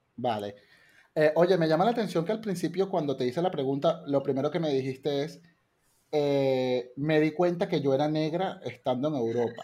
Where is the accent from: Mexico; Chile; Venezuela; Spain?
Venezuela; soy venezolano y, me, crecí también allí